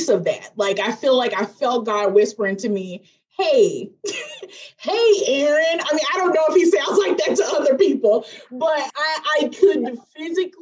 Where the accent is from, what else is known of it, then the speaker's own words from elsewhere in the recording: Memphis, Tennessee, United States; moved away; I'm originally from Memphis, Tennessee